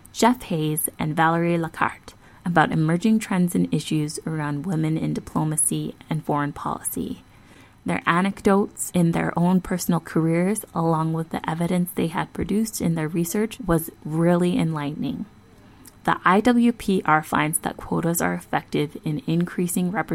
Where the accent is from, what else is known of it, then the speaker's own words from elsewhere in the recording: Calgary, Alberta, Canada; I am from Calgary, Alberta